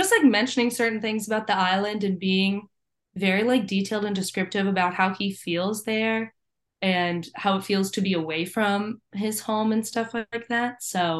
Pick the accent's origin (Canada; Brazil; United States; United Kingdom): Canada; I'm French Canadian. I could not know any less Spanish.